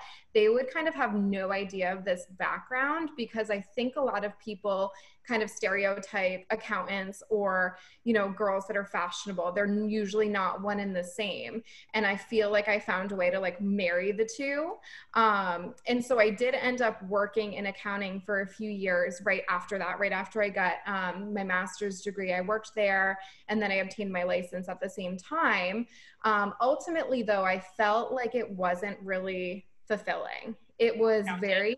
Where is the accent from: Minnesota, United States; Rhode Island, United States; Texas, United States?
Rhode Island, United States; moved away as an adult; now in Boston, United States; I grew up in Rhode Island, and I ended up moving to Boston about 7 years ago